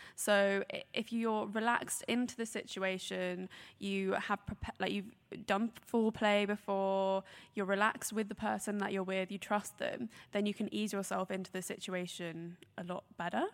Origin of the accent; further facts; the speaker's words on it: Brighton, South East England, United Kingdom; I grew up in Brighton